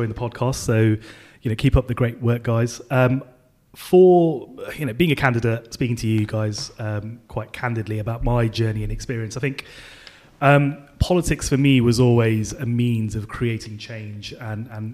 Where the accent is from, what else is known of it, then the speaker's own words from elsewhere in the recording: Birmingham, West Midlands, United Kingdom; I grew up in inner city Birmingham in a place called Handsworth.